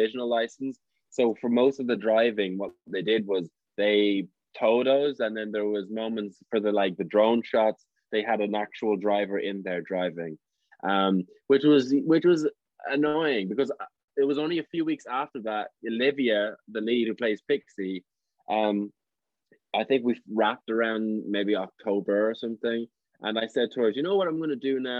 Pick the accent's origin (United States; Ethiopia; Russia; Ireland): Ireland; Tipperary, Munster; now in London, United Kingdom; I'm from Ireland. I'm from Tipperary